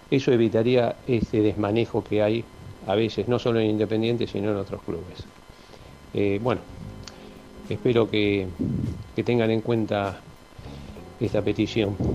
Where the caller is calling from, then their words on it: Tucumán, Argentina; de Tucumán, saludos